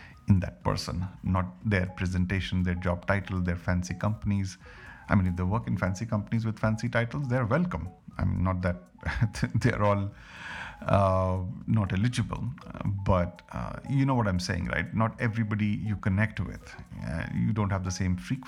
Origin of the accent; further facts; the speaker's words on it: India; as an Indian